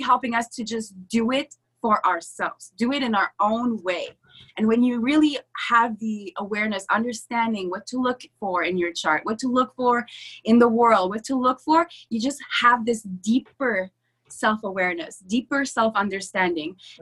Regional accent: Canada; I was the French girl, by the way, I'm French Canadian, uh, at an English school, so I was the odd one out.

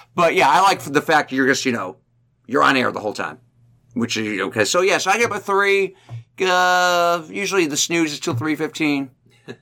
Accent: Chagrin Falls, Ohio, United States; moved away as an adult; also born or lived in Youngstown, Ohio; now in Cincinnati, United States; I grew up in Chagrin Falls, which is a little suburb of Cleveland

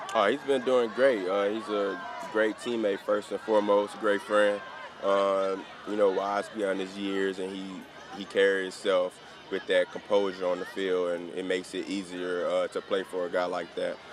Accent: the South, United States; I'm from the South, so being back in the South is uh, refreshing

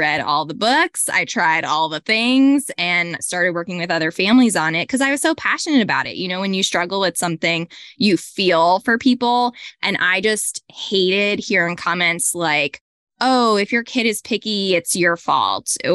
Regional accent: Hillsborough, New Jersey, United States; I grew up in Manalapan, which is tiny. It's by Freehold. Yeah, I grew up in Hillsborough.

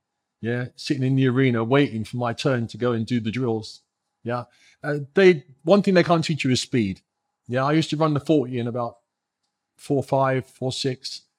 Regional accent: England, United Kingdom; born there; now in United States; I was born here. I was born in England.

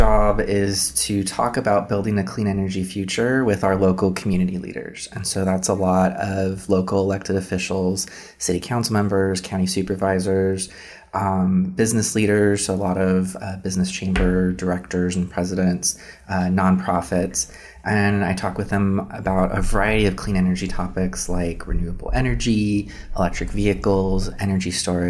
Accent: Inland Empire, California, United States; So I actually grew up here in the Inland Empire.

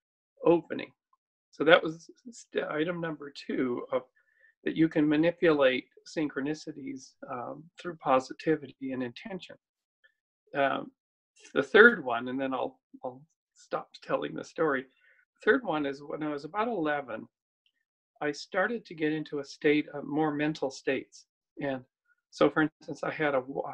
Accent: Canada; my hometown in Canada

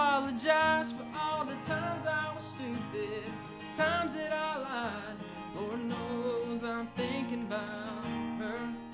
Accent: the South, United States; Dad, we did that on purpose because it's just, you know, we're from the South.

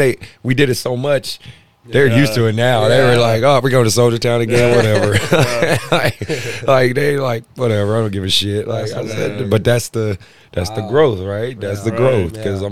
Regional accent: Oakland, California, United States; I was like, I'm from Oakland.

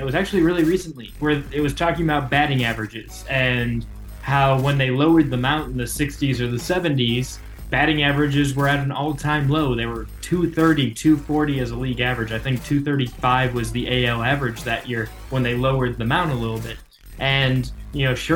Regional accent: Cleveland, Ohio, United States; now in Columbia, United States; I grew up in Cleveland in the late 90s

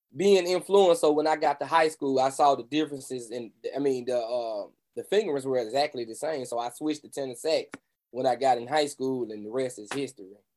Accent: Memphis, Tennessee, United States; I grew up in the great city of Memphis, Tennessee, home of the blues, birthplace of rock and roll

